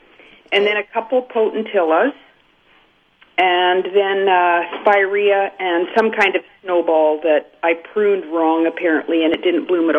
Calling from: Manitoba, Canada; It's up on the west side of Lake Manitoba.

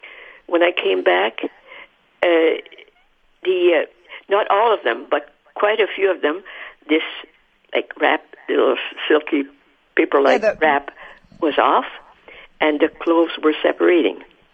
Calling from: St. Adolphe, Manitoba, Canada; It's Adolph.

